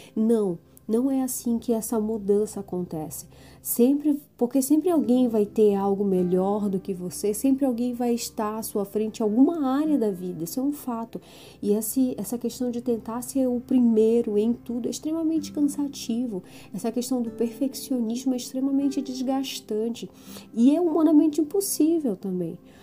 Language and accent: Portuguese; Brazil; nós, como brasileiras, nós não somos educadas a isso